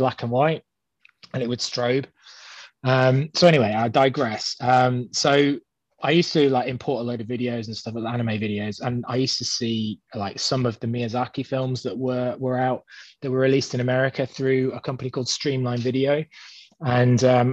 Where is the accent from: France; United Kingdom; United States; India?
United Kingdom; being British